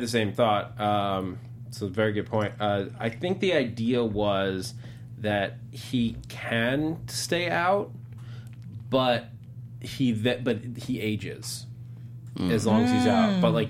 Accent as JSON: {"language": "English", "region": "New York", "country": "United States", "tie": "born or raised there", "moved": "yes", "said": "I grew up in New York"}